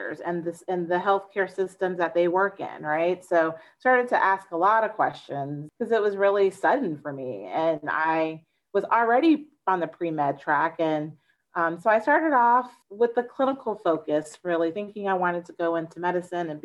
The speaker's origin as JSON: {"language": "English", "town": "Tampa", "region": "Florida", "country": "United States", "tie": "born or raised there", "said": "I grew up in Florida, in the Tampa Bay area to be exact"}